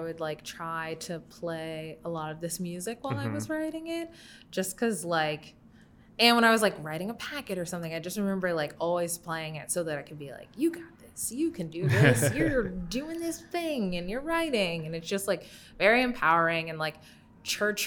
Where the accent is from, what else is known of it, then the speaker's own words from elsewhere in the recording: Denton, Texas, United States; I grew up in Texas, in Denton, north of Dallas